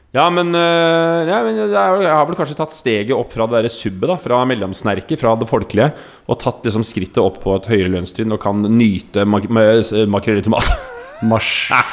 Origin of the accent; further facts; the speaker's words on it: Oslo, Norway; Vokste opp eh, arbeiderklassefamilie. Bodde i generasjonsbolig på Nordstrand.